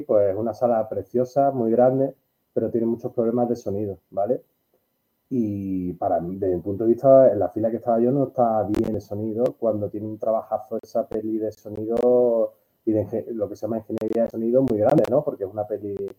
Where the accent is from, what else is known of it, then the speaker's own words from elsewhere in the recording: Málaga, Andalusia, Spain; yo soy de Málaga, pero mi trayectoria casi toda me han dado de trabajar y de comer en Sevilla y Madrid